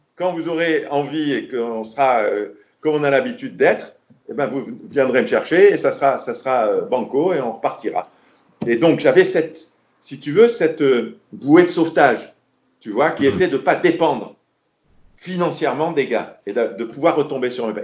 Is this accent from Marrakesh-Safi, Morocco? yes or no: yes; Marrakesh, Marrakesh-Safi, Morocco; Je dis Marrakech